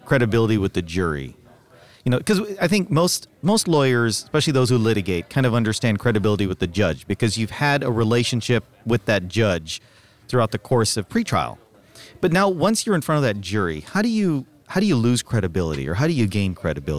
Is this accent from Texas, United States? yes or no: yes; Texas, United States; And I want to thank you for saying voir dire, because I'm also from Texas.